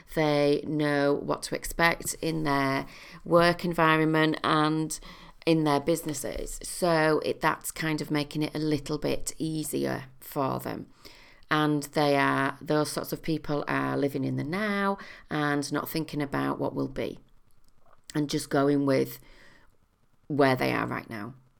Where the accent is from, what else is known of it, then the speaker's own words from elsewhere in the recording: United Kingdom; as a British population